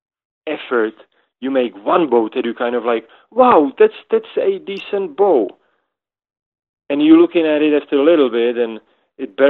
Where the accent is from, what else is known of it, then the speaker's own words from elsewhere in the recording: Moravia, Czechia; now in Boulder, United States; I'm from Czech Republic, and Czech Republic divides into kind of into two parts, and one is Bohemia and one is Moravia. So I am from Moravia